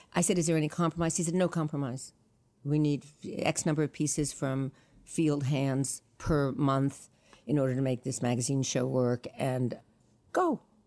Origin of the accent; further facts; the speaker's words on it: New York City, New York, United States; I was born in New York City on Sixth Street and Second Avenue